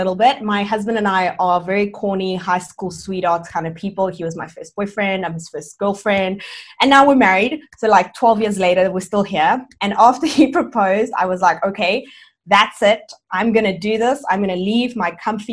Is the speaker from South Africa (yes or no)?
yes; South Africa; also born or lived in Cuba; I'm originally from Cuba, but I've lived and grown up in South Africa all my life.